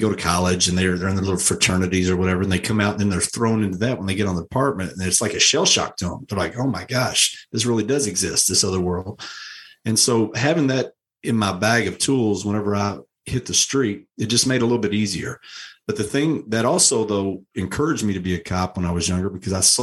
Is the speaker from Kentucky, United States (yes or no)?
yes; Louisville, Kentucky, United States; moved away as an adult; I grew up in Louisville my entire life